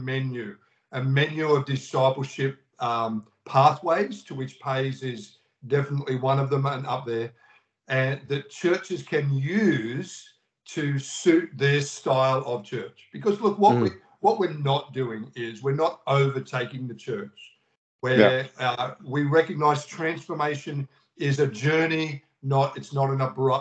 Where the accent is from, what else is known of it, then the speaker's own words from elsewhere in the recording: Australia; in Australia, we were the lockdown nation